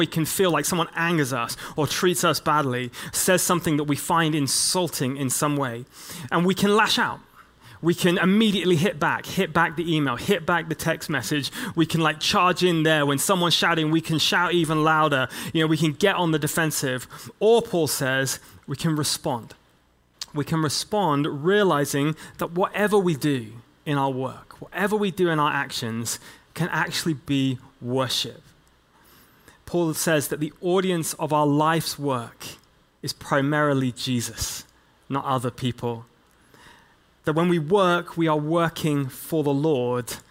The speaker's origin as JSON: {"language": "English", "region": "England", "country": "United Kingdom", "said": "as an English church leader, I come from this long line of people like William Wilberforce"}